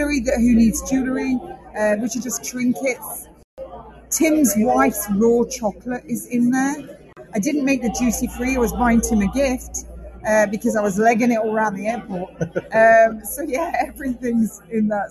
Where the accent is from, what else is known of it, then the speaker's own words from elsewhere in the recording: United Kingdom; I'm a Brit.